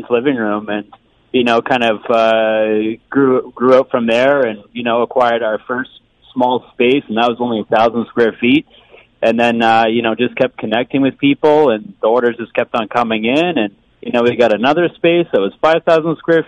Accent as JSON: {"language": "English", "town": "London", "region": "Ontario", "country": "Canada", "tie": "born or raised there", "said": "London's my home. I was born and raised here in London, and it doesn't feel right moving away from it"}